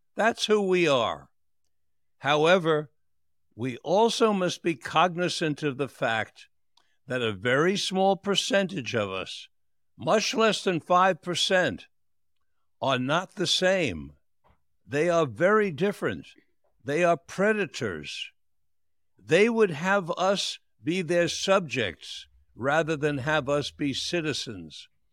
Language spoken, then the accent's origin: English; New York City, New York, United States; born or raised there; also born or lived in Florida